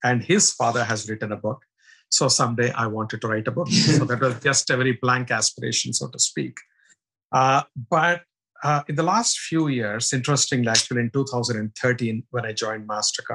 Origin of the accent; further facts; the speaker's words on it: India; moved away; I'm originally from India, as you can make out from my accent and looks